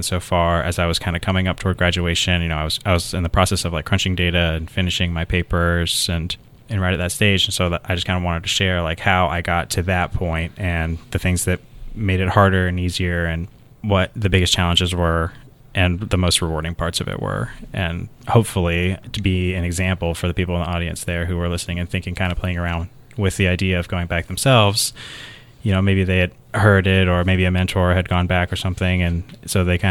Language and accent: English; Willow Springs, North Carolina, United States; I'm originally from a little small town outside of Raleigh, North Carolina, that nobody's ever heard